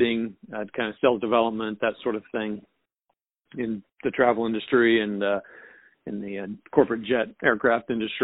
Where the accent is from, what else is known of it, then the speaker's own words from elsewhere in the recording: just north of Wichita, a small town in Kansas, United States; also born or lived in Lawrence, Kansas / St. Louis, Missouri; I was raised in a small town in Kansas, just north of Wichita